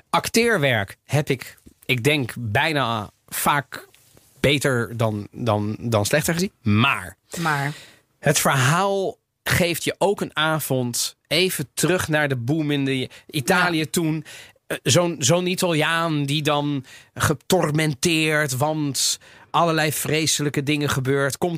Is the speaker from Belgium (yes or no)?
no; Netherlands; Dus ja, ik bedoel, wij, wij zijn als Nederlanders daarop gaan zitten, die zijn niet gek, toch?